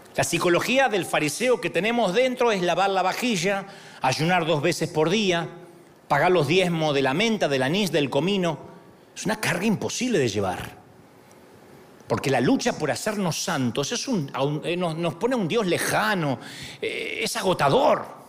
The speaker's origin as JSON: {"language": "Spanish", "country": "Argentina", "moved": "yes", "said": "allá en mi país"}